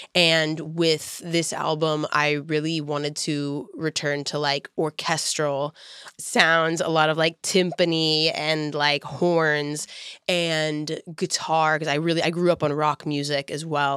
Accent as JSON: {"language": "English", "town": "Houston", "region": "Texas", "country": "United States", "moved": "yes", "said": "I was from Houston, and I felt like I could connect with people that were like from all over."}